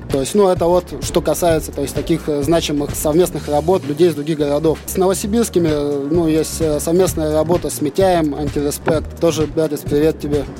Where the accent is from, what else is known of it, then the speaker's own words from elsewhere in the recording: Novosibirsk, Novosibirsk Oblast, Russia; мы с Пашина